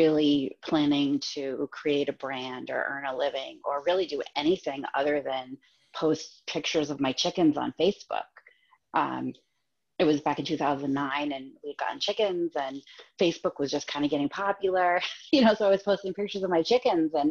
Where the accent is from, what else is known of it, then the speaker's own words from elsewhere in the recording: Massachusetts, United States; moved away as an adult; now in Maine, United States; I grew up in Massachusetts and lived in different places because my husband was in the Navy